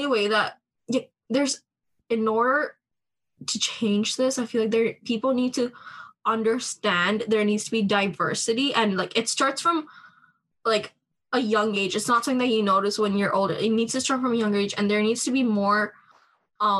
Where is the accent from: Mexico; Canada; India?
Canada; I grew up in Canada, so in order to learn my language better, I used to watch style movies growing up.